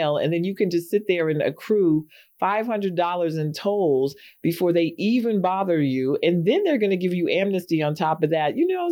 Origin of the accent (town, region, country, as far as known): New York City, New York, United States; born or raised there